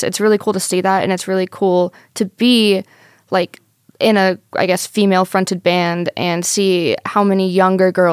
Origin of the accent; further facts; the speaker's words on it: Las Vegas, Nevada, United States; I'm born and raised in Vegas